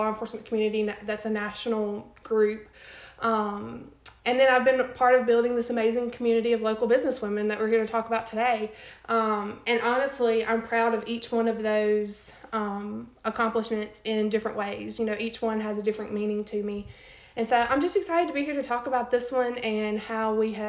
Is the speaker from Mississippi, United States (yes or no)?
yes; Pontotoc, Mississippi, United States; I grew up in Pontotoc, Mississippi, which is right outside of Tupelo